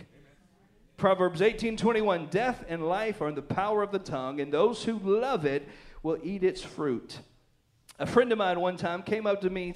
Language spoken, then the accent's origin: English; the South, United States; I was born and raised in the South